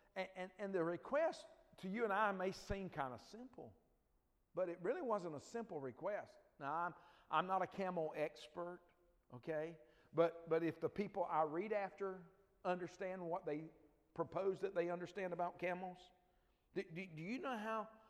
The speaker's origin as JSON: {"language": "English", "town": "Dothan", "region": "Alabama", "country": "United States", "tie": "born or raised there", "said": "I grew up in L.A. Uh, no, that's not Los Angeles if you're thinking that. It's lower Alabama"}